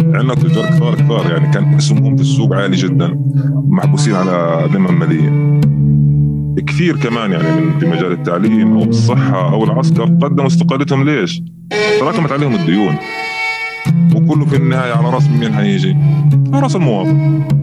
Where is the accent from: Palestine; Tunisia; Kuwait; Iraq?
Palestine; Gaza Strip; عندنا بغزه هون